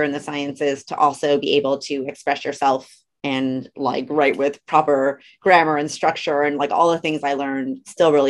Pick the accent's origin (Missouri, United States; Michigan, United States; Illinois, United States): Illinois, United States; Orland Park; moved away; also born or lived in West Virginia; I'm from Orland and I went to Holy Martyrs grade school